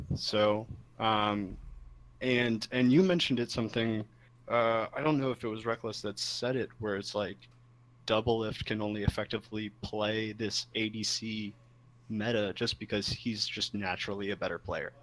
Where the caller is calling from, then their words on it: Philadelphia, Pennsylvania, United States; I'm calling from Philadelphia, Pennsylvania